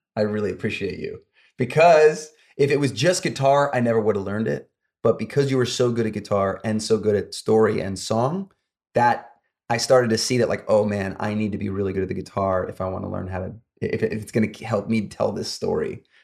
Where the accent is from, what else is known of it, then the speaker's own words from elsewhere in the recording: upstate New York, United States; moved away as an adult; now in Los Angeles, United States; I grew up in upstate New York, about an hour north of New York City